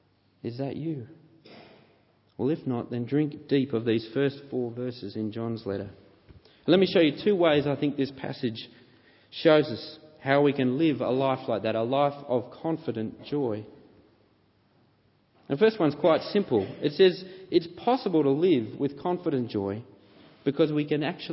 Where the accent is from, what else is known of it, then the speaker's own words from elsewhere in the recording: Canberra, Australian Capital Territory, Australia; I know I was born in Canberra.